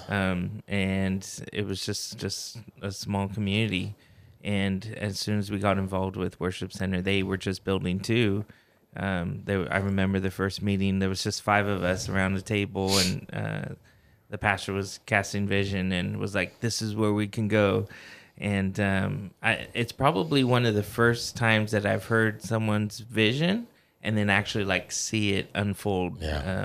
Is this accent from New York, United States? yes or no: no; Fowler, California, United States; now in Kingsburg, United States; I grew up in Fowler uh, pretty much my whole life